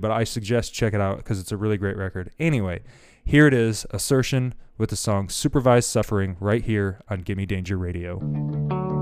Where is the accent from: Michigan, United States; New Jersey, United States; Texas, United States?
Michigan, United States; Grand Rapids; growing up in Grand Rapids, Michigan